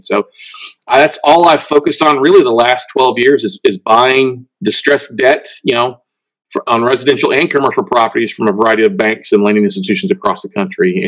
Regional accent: Ingleside, Texas, United States; also born or lived in Minnesota / Corpus Christi, Texas; We lived in Corpus and moved to a small town called Ingleside

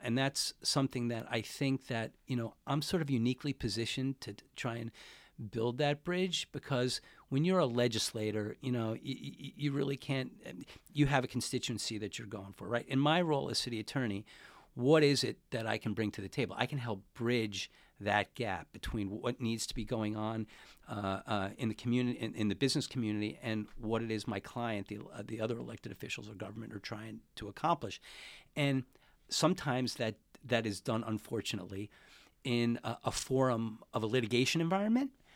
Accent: Glen Cove, New York, United States; moved away as an adult; also born or lived in Queens, New York / Washington, D.C.; now in San Francisco, United States; I'm originally from, uh, New York. I grew up in Queens till I was about six or seven, and then I moved to a town about forty minutes outside of Manhattan. by the name of Glencove, Long Island. And that's where, uh, that's where I grew up.

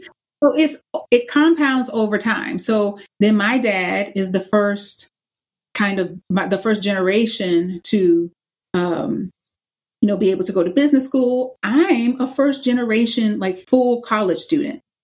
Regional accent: the South, United States; I'm from the South

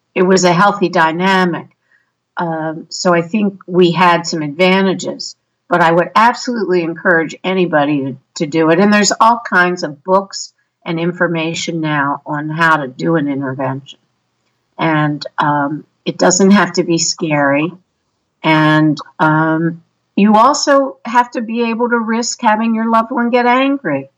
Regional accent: Maryland, United States; we're from Maryland

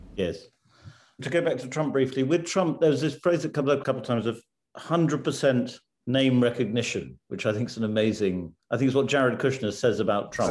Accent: United Kingdom; as a Brit

